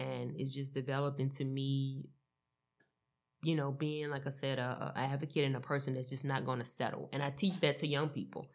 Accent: Louisiana, United States; now in Dallas–Fort Worth, United States; I love my home state

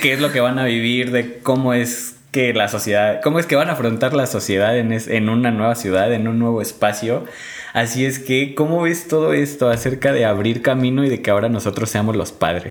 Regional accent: a town near Morelia, Michoacán, Mexico; mi pueblo está a 30 minutos de aquí. Bueno, 40, 40, 50 minutos

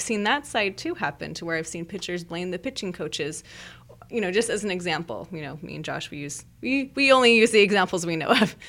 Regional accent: Merced, California, United States; I grew up in Merced

